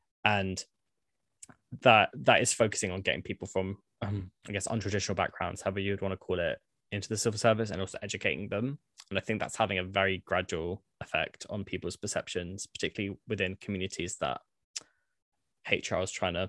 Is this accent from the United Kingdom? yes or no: yes; Croydon, London, United Kingdom; a lot of people don't necessarily know that I'm like from Croydon, state school educated.